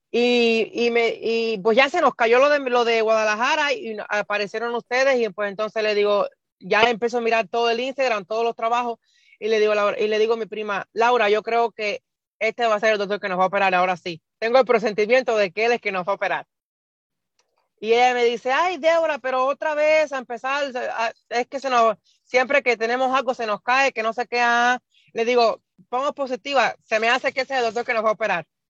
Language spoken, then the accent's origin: Spanish; Cuba; moved away as an adult; now in Nebraska, United States; yo soy de, nací en Cuba, vivo en Estados Unidos hace 10 años y vivo en el estado de Nebraska